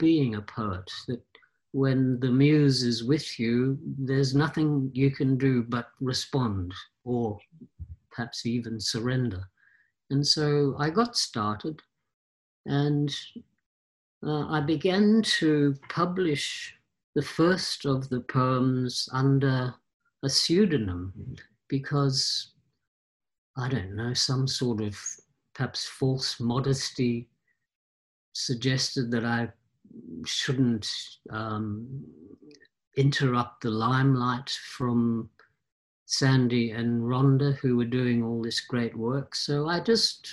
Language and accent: English; Australia; moved away as an adult; I'm an Australian born originally, but I left after uni when I was ridiculously